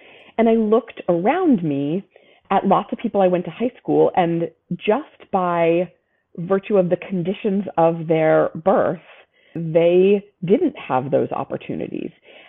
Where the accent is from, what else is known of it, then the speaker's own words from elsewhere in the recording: New England, United States; You know, growing up in New England, I saw constant examples of both overt and covert racism